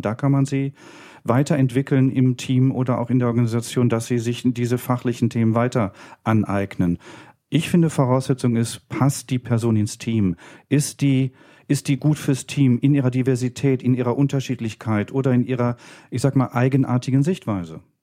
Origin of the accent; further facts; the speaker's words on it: Berlin, Germany; bin dann in Köln fündig geworden für mich als Berliner.